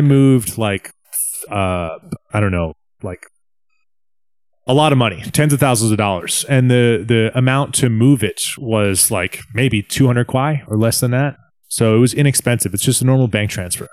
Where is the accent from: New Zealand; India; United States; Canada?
United States; hometown where FinCEN is located, Virginia; moved away; FinCEN, which is the financial crimes, um, department, I guess, which is actually coincidentally in my hometown